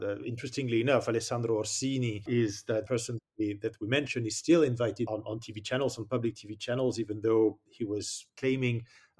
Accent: France; in my home country, I see in France

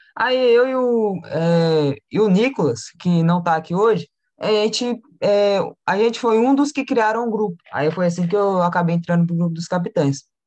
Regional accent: Belo Horizonte, Minas Gerais, Brazil; eu sou de BH, aqui de Minas Gerais

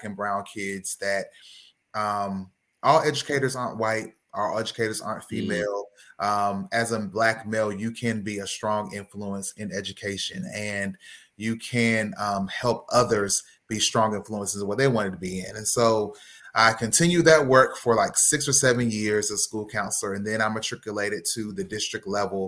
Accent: Raleigh, North Carolina, United States; I am originally from Raleigh, North Carolina. I was raised by a single parent mom

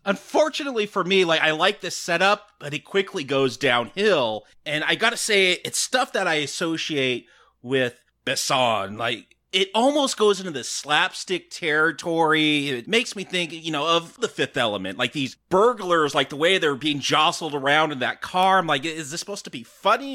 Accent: United States; I'm American

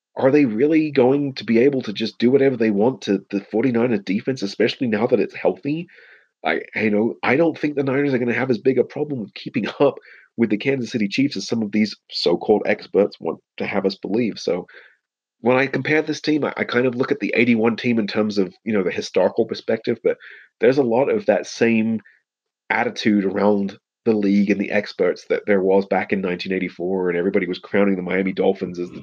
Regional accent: England, United Kingdom; also born or lived in United States; I was actually raised in England

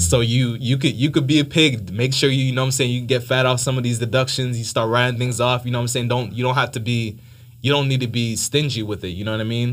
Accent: Miami, Florida, United States; moved away as an adult; now in Atlanta, United States; I was born in Miami, uh, parents came from Haiti

